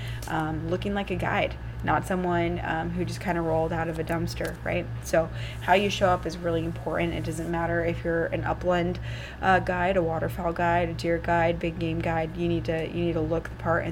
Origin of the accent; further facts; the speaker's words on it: Iowa, United States; I'm in South Dakota, so a lot of you know that I'm from Iowa.